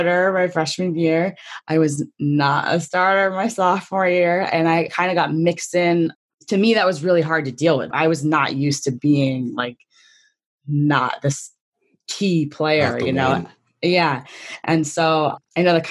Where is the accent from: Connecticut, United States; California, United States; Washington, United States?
Connecticut, United States; I'm from Connecticut, so I wanted to go to UConn